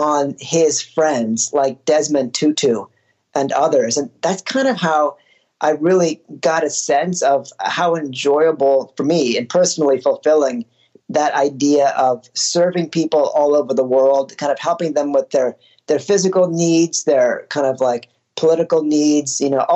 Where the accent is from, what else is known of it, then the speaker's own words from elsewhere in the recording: United States; also born or lived in Colorado / California / India; I grew up in Colorado and California, first generation immigrant, but I moved when I was less than a year old